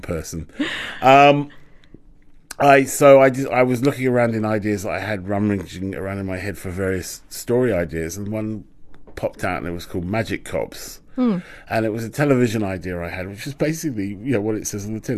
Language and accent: English; London, United Kingdom; I'm a Londoner. That's that's my relationship with London